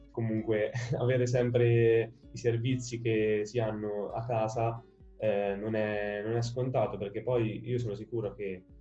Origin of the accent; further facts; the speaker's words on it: Perugia, Umbria, Italy; also born or lived in Palermo; io ho sempre vissuto qui a San Sisto, fin da quando avevo un anno, perché sono di Palermo, quindi nato a Palermo, trasferitomi subito qui a Perugia, qui a San Sisto, e quindi mi è andata proprio bene.